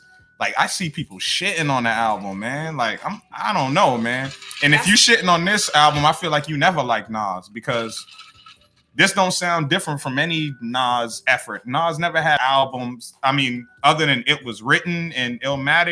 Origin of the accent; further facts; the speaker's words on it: Boston, Massachusetts, United States; I grew up in I call it the triangle, because I grew up right in the middle of Four Corners